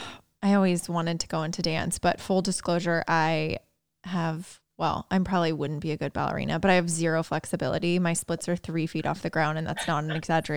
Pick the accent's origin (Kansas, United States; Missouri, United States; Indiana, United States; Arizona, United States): Indiana, United States; I'm from Indiana.